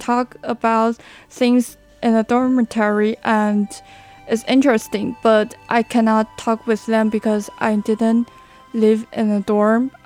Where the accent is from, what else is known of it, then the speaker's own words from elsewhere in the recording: New Taipei City, Taiwan; English is a second language; moved away as an adult; now in Hualien, Taiwan; I hope to leave my hometown during my college years because I have spent 18 years okay. um, in New Taipei City